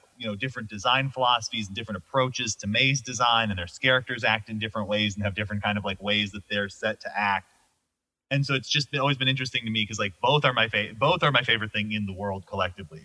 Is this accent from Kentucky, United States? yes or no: no; Simi Valley, California, United States; also born or lived in Van Nuys, California / Camarillo, California; I grew up in Simi Valley, California. Well, I was born in Van Nuys, and then I lived my first 5 years in Camarillo, California, and then moved to Simi Valley.